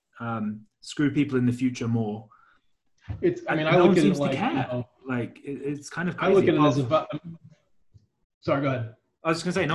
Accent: United Kingdom; I'm not American, I'm not Chinese, I'm British

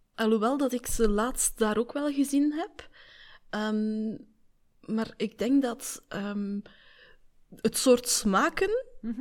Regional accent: Belgium; Wij zeggen daar muizenstrontjes tegen

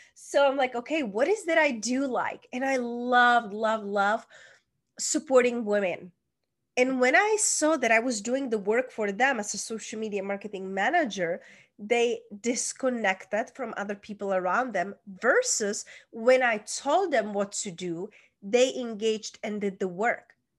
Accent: Czechia; moved away; I was born, hence that's where is my accent from, small town in Czech Republic

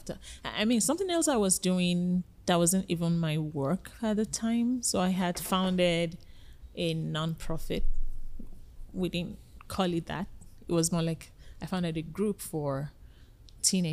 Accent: Nigeria; moved away as an adult; now in Canada; I'm originally from Nigeria

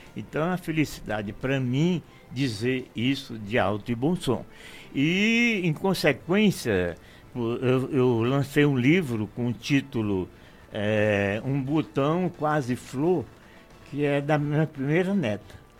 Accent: Caxias, Maranhão, Brazil; moved away; A terra que me viu nascer, terra que ouviu meu primeiro vagido, terra dos meus primeiros amores, terra nutridora da minha personalidade

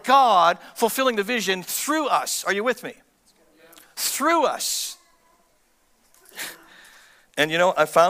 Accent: Canada

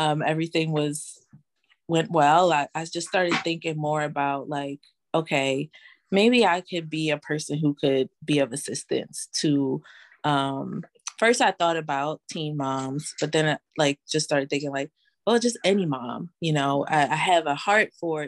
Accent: Philadelphia, Pennsylvania, United States; moved away as an adult; now in New Orleans, United States; I am originally from Philadelphia. I am currently living in New Orleans.

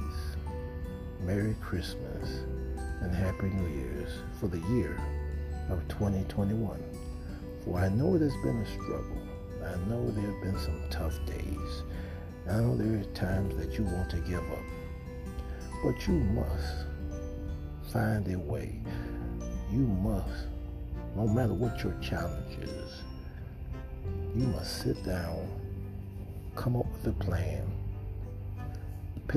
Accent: United States; I am an American. I love being American

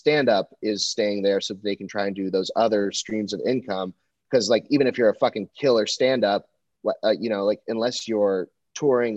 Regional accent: Texas, United States; also born or lived in Los Angeles; now in Austin, United States; I'm from Texas

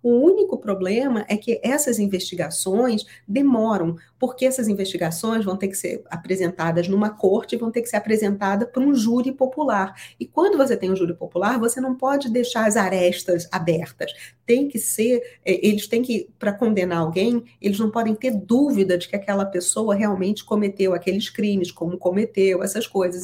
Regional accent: Brazil; now in United States; porque eu sou brasileira e meu marido é americano

